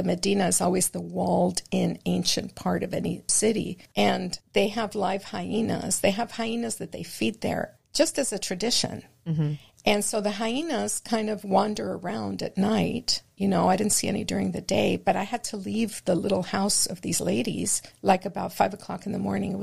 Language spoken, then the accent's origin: English; Michoacán, Mexico; also born or lived in Rosarito, Mexico; now in Highland Park, United States; I was born in Michoacán, Mexico